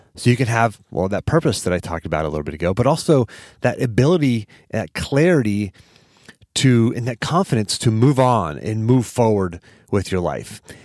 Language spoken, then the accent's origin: English; Pittsburgh, Pennsylvania, United States; my hometown of Pittsburgh